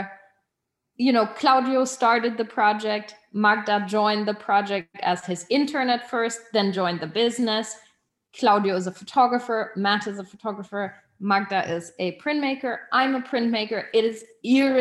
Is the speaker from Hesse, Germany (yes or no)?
no; Munich, Bavaria, Germany; moved away; also born or lived in Switzerland; we were in Munich, which is my hometown, as well as Berlin, which is to be our new hometown. And Switzerland, which is my place of birth.